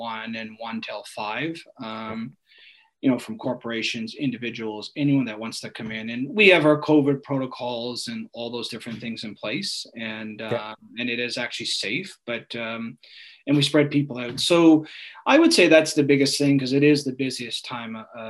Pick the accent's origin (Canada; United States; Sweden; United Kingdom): Canada; Newfoundland and Labrador; also born or lived in Ontario; now in Kelowna, Canada; I was born in Ontario, and I lived there for 3 years. My parents are from Newfoundland, and then I grew up in Newfoundland, you know, for the next 17 years